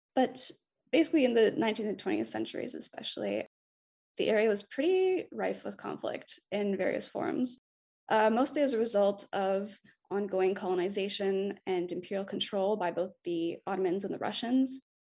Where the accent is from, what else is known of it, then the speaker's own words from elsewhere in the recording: Montreal, Quebec, Canada; moved away as an adult; now in Vancouver, Canada; I'm from Montreal. I now live in Vancouver